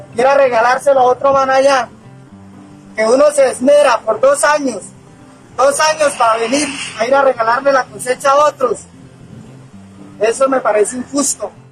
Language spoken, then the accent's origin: Spanish; Lebrija, Santander, Colombia; mi pueblo de Lebrija